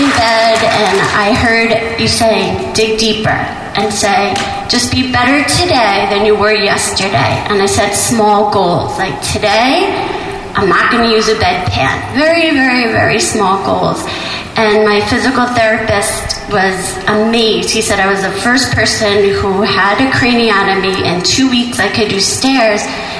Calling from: New York, United States; from New York.

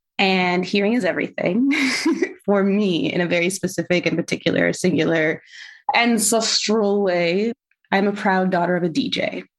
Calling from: Toronto, Ontario, Canada; I use she, her pronouns. And I'm calling in from Tacaronto, Dish With One Spoon Treaty Territory, the original lands of the Anishinaabe, Haudenosaunee, Hero Wendat, Mississauga is the new credit.

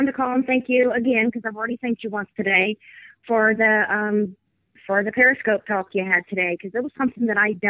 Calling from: Indiana, United States; from Progressive Army, and I'm calling from Indiana.

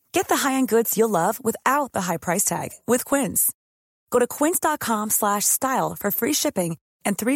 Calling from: Dublin, Leinster, Ireland; Uh, Dublin, Ireland. So not too far away.

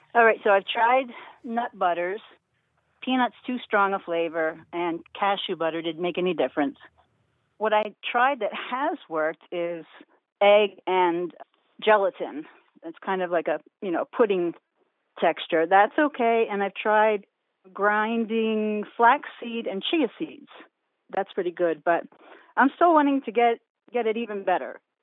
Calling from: Warminster, Pennsylvania, United States; I am calling from Warminster, Pennsylvania

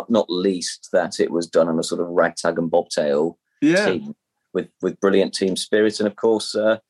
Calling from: Leicester, East Midlands, United Kingdom; I'm calling from Leicester.

